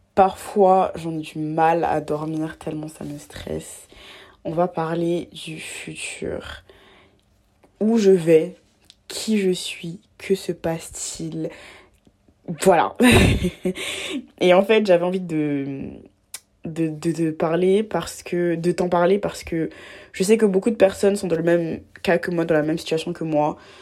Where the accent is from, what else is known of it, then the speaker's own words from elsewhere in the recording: Abidjan, Côte d’Ivoire; j'ai grandi en Côte d'Ivoire à Abidjan